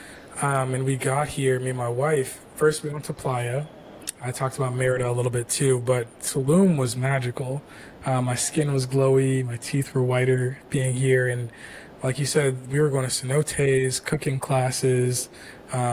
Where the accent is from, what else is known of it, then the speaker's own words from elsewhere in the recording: Toronto, Ontario, Canada; now in Atlanta, United States; I grew up in Toronto, made my way to Atlanta